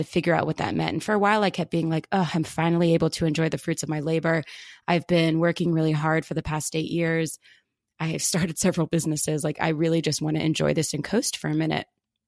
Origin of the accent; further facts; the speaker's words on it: outside of Philadelphia, Pennsylvania, United States; I grew up outside of Philadelphia on a historic horse farm